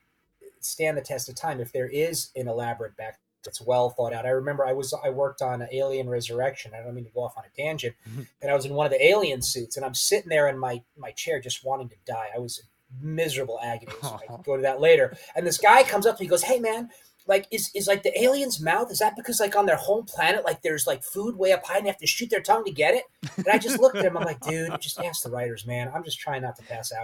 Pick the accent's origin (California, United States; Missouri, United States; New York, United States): New York, United States; Poughkeepsie area; moved away as an adult; my hometown before I packed up and drove across country